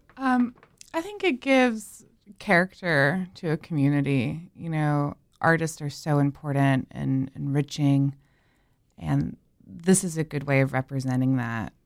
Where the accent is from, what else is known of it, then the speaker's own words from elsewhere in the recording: Winston-Salem, North Carolina, United States; now in Raleigh, United States; I grew up in Winston-Salem and went to N C State, and I've been here ever since